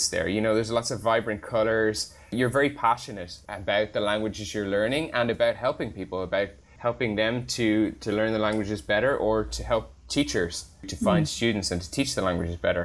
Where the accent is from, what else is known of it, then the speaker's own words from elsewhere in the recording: Ireland; I grew up in Ireland